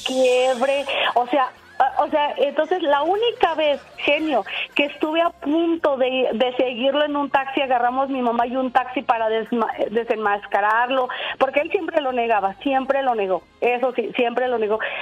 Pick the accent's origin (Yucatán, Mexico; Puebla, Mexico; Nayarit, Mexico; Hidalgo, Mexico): Puebla, Mexico; Tehuacán; nosotros somos de, eh, de Tehuacán, Puebla.